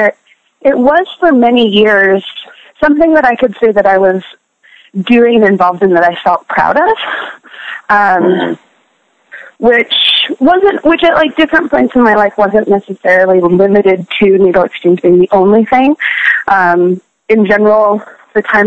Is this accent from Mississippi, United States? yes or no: no; San Francisco, California, United States; when I was 16, 17 years old, growing up in San Francisco